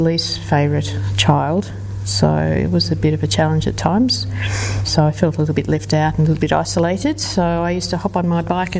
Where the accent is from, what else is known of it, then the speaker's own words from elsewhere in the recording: Melbourne, Victoria, Australia; also born or lived in London; I was born in London just because my parents happened to be over there. But I did grow up in Melbourne